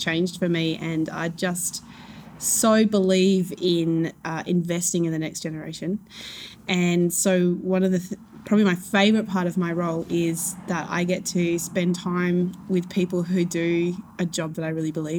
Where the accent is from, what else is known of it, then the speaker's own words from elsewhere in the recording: Adelaide Hills, South Australia, Australia; we grew up in Adelaide Hills